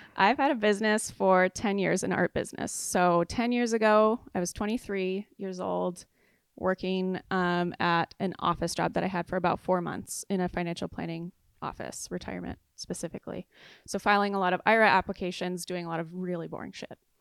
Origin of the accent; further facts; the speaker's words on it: San Clemente, California, United States; moved away as an adult; also born or lived in Chicago; I'm from San Clemente